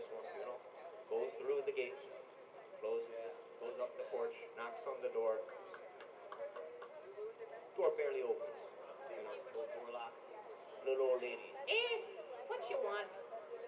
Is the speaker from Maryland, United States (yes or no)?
yes; Baltimore, Maryland, United States; from Baltimore